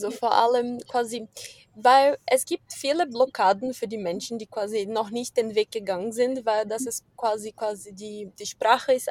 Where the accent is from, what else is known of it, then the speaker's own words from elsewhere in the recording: Brazil; moved away; ich komme aus Brasilien